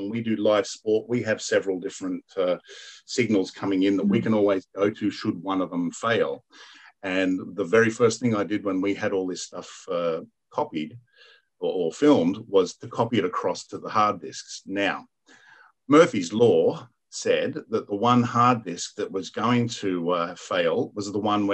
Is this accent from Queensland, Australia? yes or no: no; New South Wales, Australia; New South Wales, Australia. And I'm like, my home state